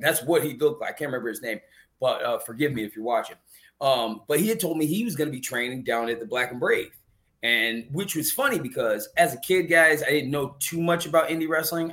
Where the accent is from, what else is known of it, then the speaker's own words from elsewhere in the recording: Chicago, Illinois, United States; my hometown